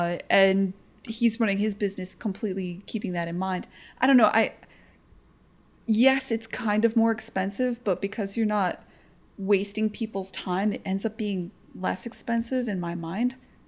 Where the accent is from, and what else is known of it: United States